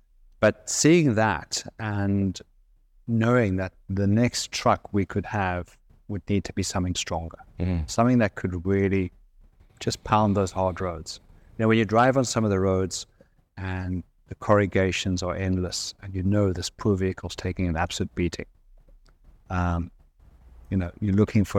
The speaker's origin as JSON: {"language": "English", "country": "South Africa", "said": "I'm South African."}